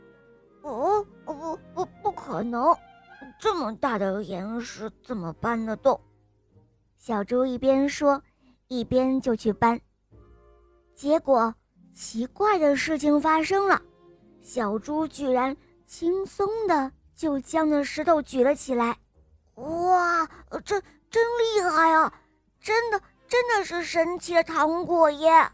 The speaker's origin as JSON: {"language": "Chinese", "town": "Xuzhou", "region": "Jiangsu", "country": "China", "said": "我今年五岁了，我来自江苏徐州"}